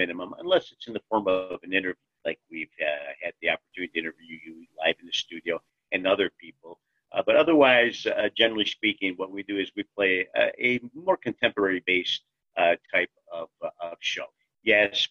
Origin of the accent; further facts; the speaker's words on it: Cleveland, Ohio, United States; I was born in Cleveland, Ohio, just like my wife, Connie